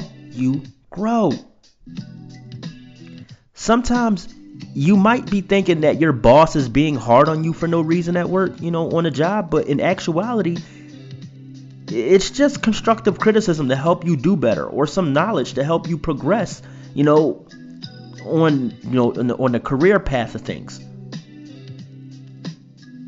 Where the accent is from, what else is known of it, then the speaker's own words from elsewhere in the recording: Philadelphia, Pennsylvania, United States; I'm from Philadelphia